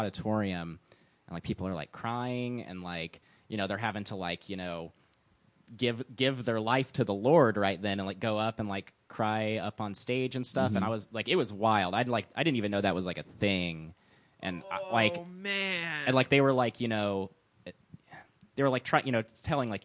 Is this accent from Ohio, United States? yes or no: no; Oklahoma City, Oklahoma, United States; also born or lived in Buffalo, New York; I grew up in Oklahoma City.